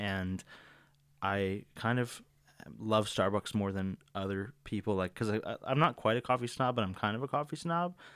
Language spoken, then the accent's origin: English; Virginia Beach, Virginia, United States; moved away as an adult; now in Northern Virginia, United States; I'm originally from Virginia Beach. That's where I grew up